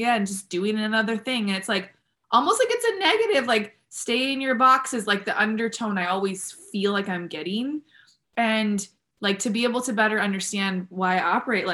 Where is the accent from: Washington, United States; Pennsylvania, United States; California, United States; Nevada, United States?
California, United States; San Diego; I was born in San Diego